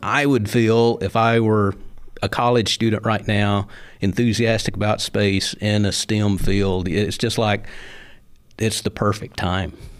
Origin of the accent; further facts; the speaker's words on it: Sand Mountain, North Alabama, United States; when I was a little boy growing up on Sand Mountain, uh, in the sixties